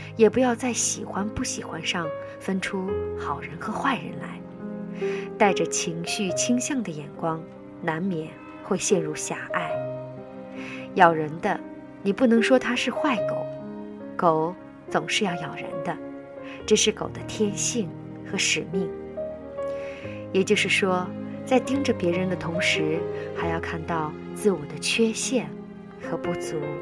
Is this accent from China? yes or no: yes; China; 我们中国人